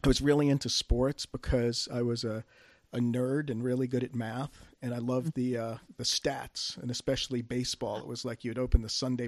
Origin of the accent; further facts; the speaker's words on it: Red Sox country, New England, United States; moved away; my family was from the Bronx and I grew up in Red Sox country